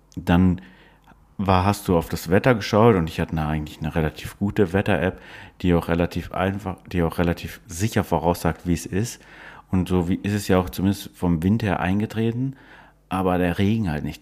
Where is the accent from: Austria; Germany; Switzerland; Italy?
Germany; Northern Germany; Als Norddeutscher, wir sind ja beides Norddeutsche